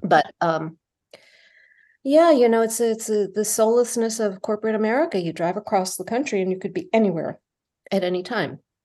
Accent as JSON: {"language": "English", "area": "northern Bergen County", "region": "New Jersey", "country": "United States", "tie": "born or raised there", "moved": "yes", "said": "I grew up in New Jersey"}